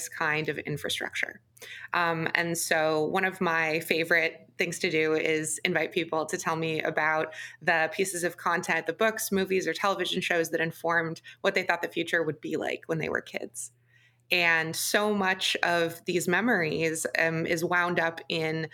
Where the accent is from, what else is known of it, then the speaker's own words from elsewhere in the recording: Chesterland, Ohio, United States; moved away; I grew up just east of Cleveland in a town called Chesterland in Geauga County